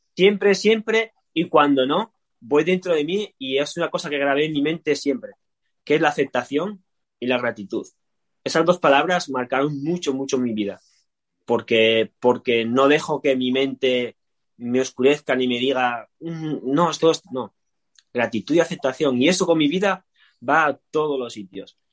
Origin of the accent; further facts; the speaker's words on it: Asturias, Spain; soy de Asturias